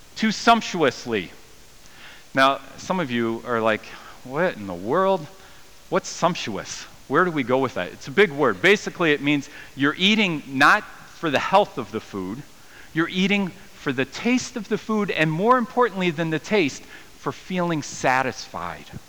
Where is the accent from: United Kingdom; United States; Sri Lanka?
United States; I'm American